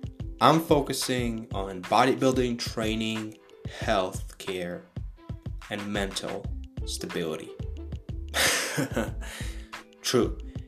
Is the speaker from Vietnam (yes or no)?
no; Ukraine; now in Bulgaria; I was born in Ukraine, as of today, 2020, living in Bulgaria.